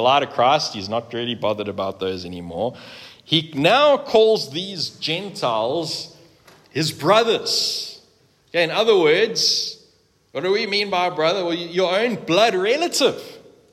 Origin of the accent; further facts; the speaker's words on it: South Africa; we are South African is by the by, frankly. We're proudly South African